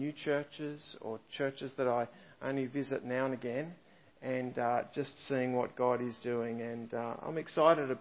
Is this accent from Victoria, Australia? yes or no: yes; Kyneton, Victoria, Australia; I come from Kyneton in central Victoria